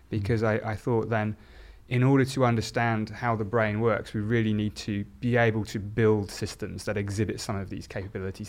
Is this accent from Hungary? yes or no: no; South Oxfordshire, South East England, United Kingdom; I grew up in a, in a very a-religious, um, environment in South Oxfordshire